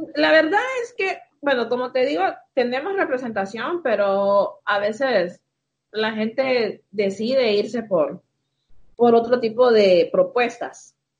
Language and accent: Spanish; Tegucigalpa, Francisco Morazán, Honduras; Aquí nací. Toda la vida. Crecí. Sí. Nací, crecí aquí en Tegucigalpa.